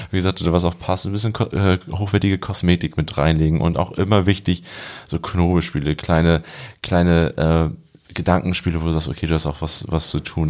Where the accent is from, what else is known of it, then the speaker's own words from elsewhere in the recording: Germany; also born or lived in Montreal; als Deutscher